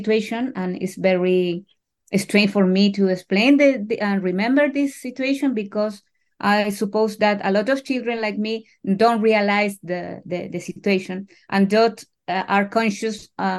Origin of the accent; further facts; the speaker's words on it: Chile; I was born in 1974, a year later to the coup d'etat in Chile.